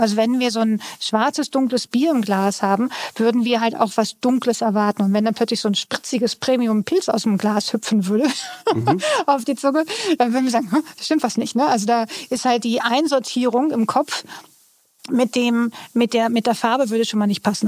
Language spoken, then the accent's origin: German; Northern Germany, Germany; ich komme ja aus Norddeutschland